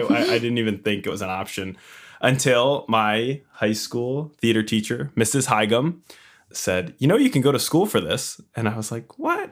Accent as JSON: {"language": "English", "area": "Long Island", "region": "New York", "country": "United States", "tie": "born or raised there", "also_born_or_lived": "Queens, New York", "said": "I hail from Long Island, New York, Strong Island. Um, I was born and raised here, currently living here."}